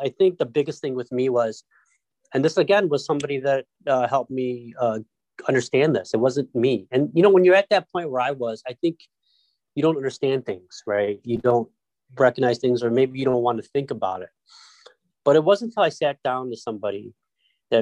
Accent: Detroit, Michigan, United States; moved away as an adult; also born or lived in Rochester, New York; We grew up in Detroit, lived in like a very small apartment

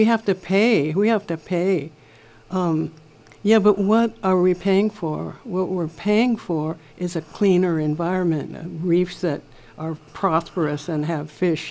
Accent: Windward Oahu, Hawaii, United States; I grew up on Windward Oahu, too. And I remember as a kid, we used to go down to Kaneohe Bay and dig for clams

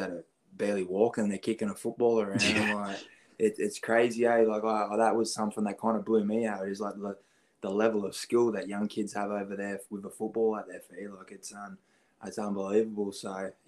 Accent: Dapto, New South Wales, Australia; moved away as an adult; I grew up in Dapto, which is just like a small town, probably 20 minutes away from Wollongong.

